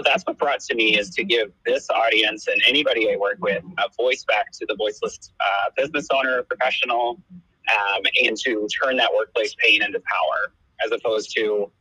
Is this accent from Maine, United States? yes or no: no; St. Louis, Missouri, United States; moved away as an adult; now in Kansas City, United States; I'm not from Kansas City. I'm actually from St. Louis, Missouri. But I've been in Kansas City since 2016